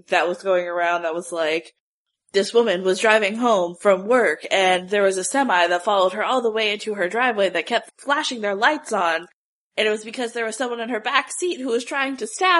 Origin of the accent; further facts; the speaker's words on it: Ocala, Florida, United States; now in Gainesville, United States; my hometown in Ocala